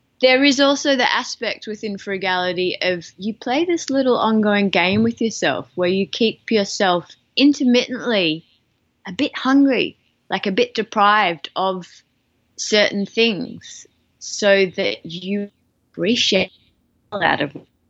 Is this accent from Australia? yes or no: yes; Australia; as an Australian